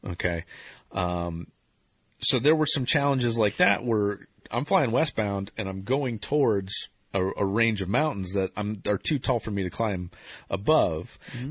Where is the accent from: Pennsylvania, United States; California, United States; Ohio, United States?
Ohio, United States; born or raised there